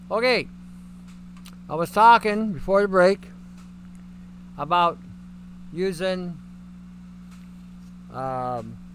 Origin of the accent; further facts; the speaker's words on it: Canada; and I'm Canadian.